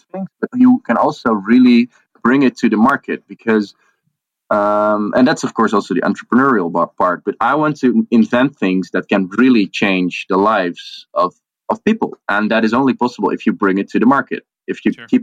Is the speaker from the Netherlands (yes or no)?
yes; the middle of the Netherlands, central Netherlands, Netherlands; Grew up in the middle of the Netherlands